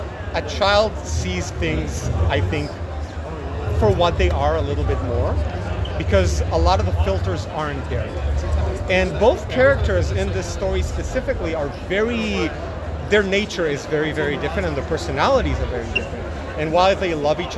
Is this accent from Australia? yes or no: no; Israel; moved away; I'm originally from Israel.